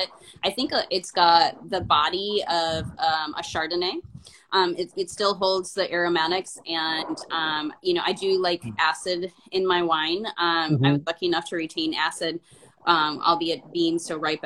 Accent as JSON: {"language": "English", "country": "United States", "lives_now": "Portland, United States", "said": "I'm from an American, but I didn't learn Spanish at home"}